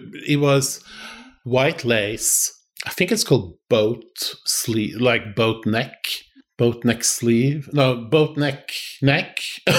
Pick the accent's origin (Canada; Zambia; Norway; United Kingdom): Norway; Oslo; I was born in Oslo, Norway.